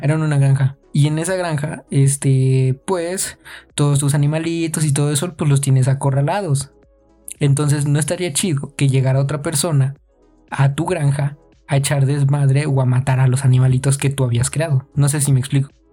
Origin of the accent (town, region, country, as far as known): Mexico